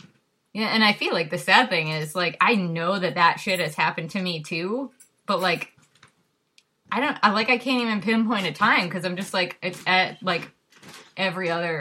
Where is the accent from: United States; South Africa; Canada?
United States; Farmville, Wisconsin; I'm from Wisconsin, like mm-hmm. Farmville, Wisconsin.